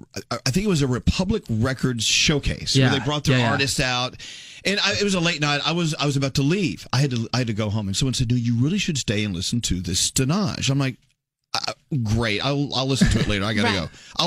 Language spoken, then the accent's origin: English; Scotland, United Kingdom; You know, I'm Scottish, I cry.